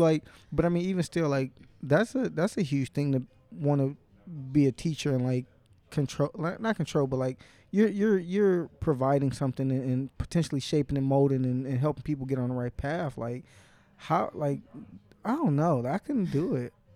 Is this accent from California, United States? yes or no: no; Inkster, Michigan, United States; I didn't grow up in Detroit. I'm not from Detroit. If I go out of town, I might rep Detroit just 'cause if I say, "Oh, I'm from Inkster, Michigan,"